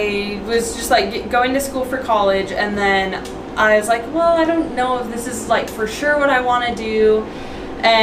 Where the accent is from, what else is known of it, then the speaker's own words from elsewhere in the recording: Colorado, United States; moved away as an adult; now in Utah, United States; I'm from Colorado